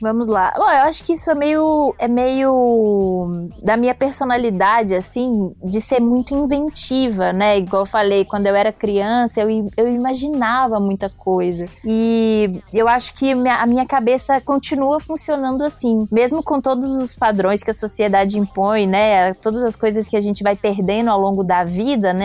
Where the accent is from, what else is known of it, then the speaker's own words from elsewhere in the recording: Belo Horizonte, Minas Gerais, Brazil; moved away; eu nasci em Belo Horizonte, mas minha mãe também, meu pai é de Montes Claros, norte de Minas